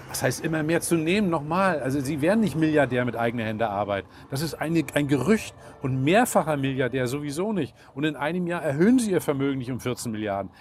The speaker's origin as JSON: {"language": "German", "region": "Mecklenburg-Vorpommern", "country": "Germany", "said": "Ich komme, wie gesagt, aus Mecklenburg-Vorpommern"}